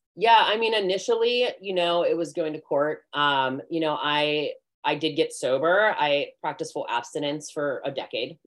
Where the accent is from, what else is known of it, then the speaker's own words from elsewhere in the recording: McCandless, Pennsylvania, United States; I grew up in McCandless.